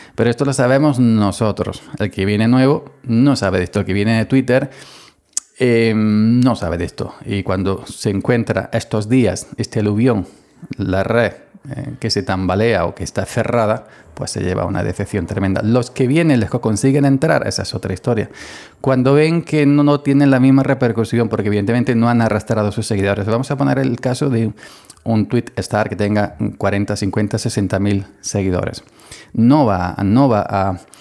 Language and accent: Spanish; Andalusia, Spain; soy andaluz